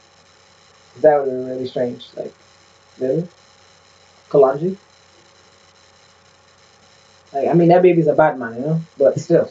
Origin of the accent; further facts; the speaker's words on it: Barbados; moved away; growing up in Barbados